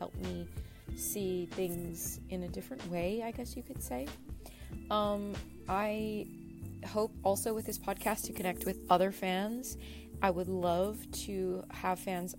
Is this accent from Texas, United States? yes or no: yes; Brownsville, Texas, United States; I grew up in Brownsville, Texas